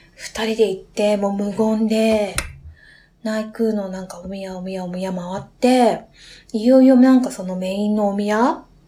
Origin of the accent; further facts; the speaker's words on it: Niigata, Japan; 私、新潟県出身なんで、家に新米があったんですよ